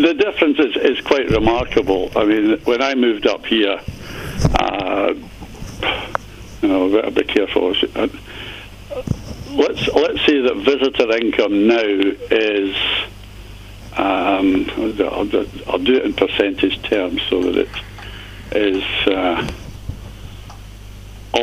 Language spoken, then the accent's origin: English; Dumfries, Scotland, United Kingdom; moved away as an adult; now in Brora, United Kingdom; I was brought up on James Braid golf courses down in the southwest of Scotland